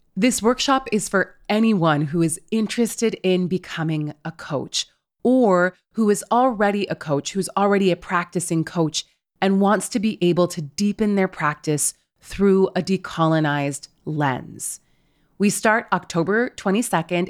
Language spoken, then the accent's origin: English; West Coast, United States; I am literally from the West Coast